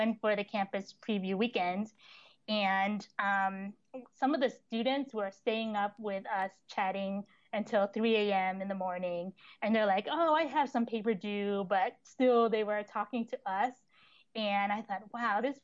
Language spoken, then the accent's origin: English; Long Island, New York, United States; moved away as an adult; also born or lived in Texas; I grew up in Long Island, going to public school